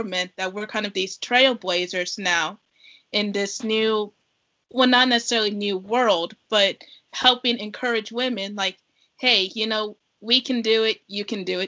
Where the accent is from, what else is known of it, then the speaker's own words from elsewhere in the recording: Kansas City, Missouri, United States; here in my hometown in Kansas City